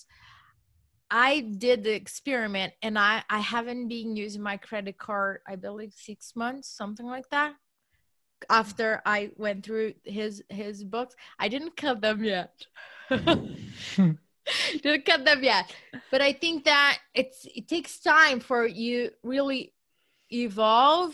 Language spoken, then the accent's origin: English; Brazil; moved away; I come from Brazil.